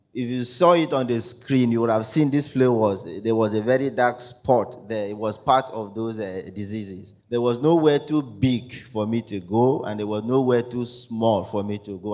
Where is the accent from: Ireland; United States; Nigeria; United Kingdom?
Nigeria; Akwa Ibom; I am from Akwa Ibom State